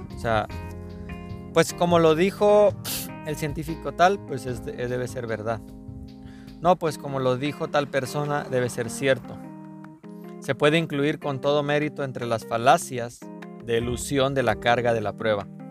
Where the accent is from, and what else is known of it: Mexico